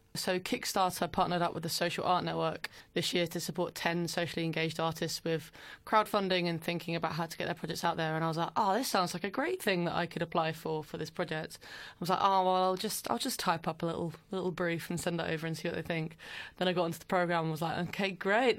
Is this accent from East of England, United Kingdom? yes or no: yes; Brentwood, East of England, United Kingdom; moved away as an adult; now in London, United Kingdom; I was born in Brentwood in Essex, home of lots of the famous Towie things that people are quite well versed with these days. I grew up there until I was maybe eighteen